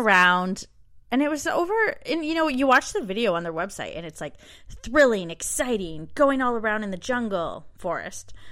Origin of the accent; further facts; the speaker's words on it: Canada; moved away as an adult; now in Melbourne, Australia; We're two Canadian expats now living in Australia